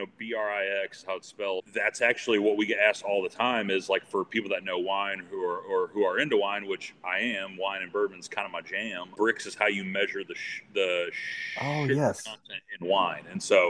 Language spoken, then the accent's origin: English; LaPorte, Indiana, United States; also born or lived in Fort Worth; LaPorte, Indiana. So like from Chicagoland area, like an hour east of there. So I was born there, lived there for about 5 or 6 years, then moved down to the Fort Worth area.